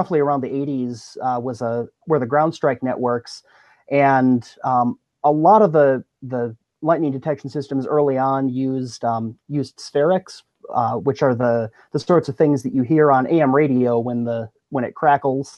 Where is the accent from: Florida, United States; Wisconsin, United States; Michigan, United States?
Wisconsin, United States; Madison; moved away as an adult; also born or lived in Norman, Oklahoma / Washington, D.C. / Lubbock, Texas; now in Texas, United States; I grew up in Madison, Wisconsin